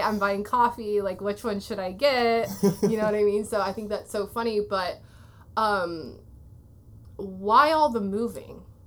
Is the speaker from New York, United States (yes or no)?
no; Waterloo, Iowa, United States; moved away as an adult; also born or lived in California; I grew up in Waterloo, Iowa